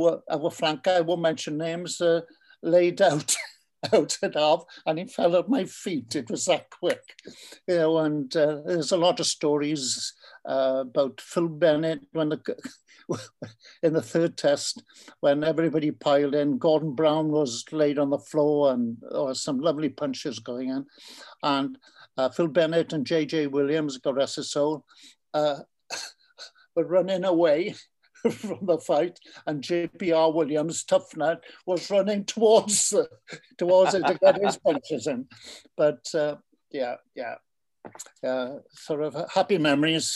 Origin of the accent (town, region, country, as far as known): Carmarthen, Wales, United Kingdom